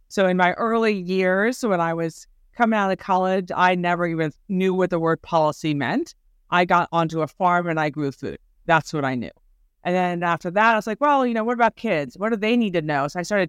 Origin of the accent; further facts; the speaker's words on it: Baltimore, Maryland, United States; I was born and raised in Baltimore, left Baltimore 15 years and came right back.